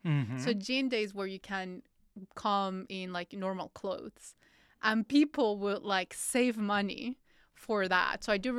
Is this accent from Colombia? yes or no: yes; Colombia; Okay, so Levi's, I'm from Colombia when I was growing up. This was kind of the pricing of Levi's, it's quite pricing.